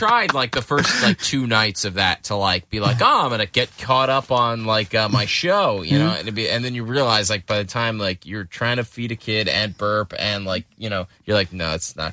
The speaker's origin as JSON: {"language": "English", "town": "Lafayette Hill", "region": "Pennsylvania", "country": "United States", "tie": "born or raised there", "said": "I grew up in a town called Lafayette Hill."}